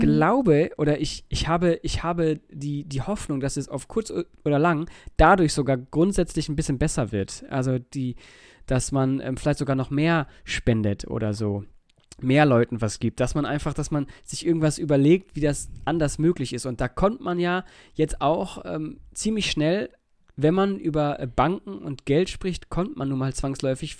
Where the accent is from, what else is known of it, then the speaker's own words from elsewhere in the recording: Germany; bei uns in Deutschland